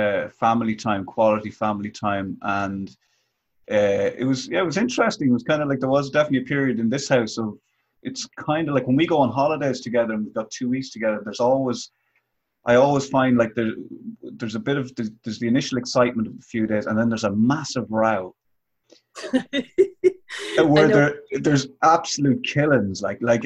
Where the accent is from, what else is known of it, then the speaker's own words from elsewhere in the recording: Athlone, Westmeath, Ireland; I grew up in the Midlands in Athlone, and there was a bit of hurling in Westmeath, but my dad and mum being from Kilkenny